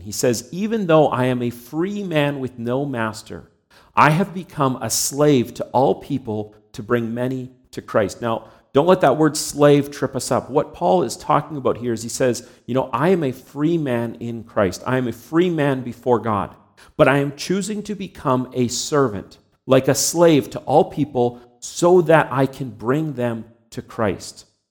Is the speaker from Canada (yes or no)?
yes; Canada; I was born and raised here in Canada.